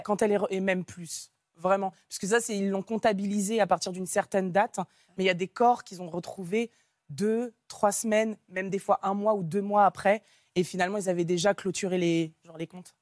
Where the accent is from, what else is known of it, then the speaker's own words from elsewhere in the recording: Nantes, Pays de la Loire, France; moved away as an adult; je suis originaire de Nantes